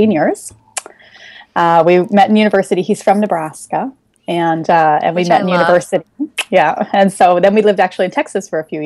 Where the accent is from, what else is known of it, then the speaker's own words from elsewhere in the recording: Vancouver, British Columbia, Canada; I'm Canadian. That's one of the things not a lot of people, miss right off the bat as soon as I open my mouth. So I'm from Western Canada, which is just in Vancouver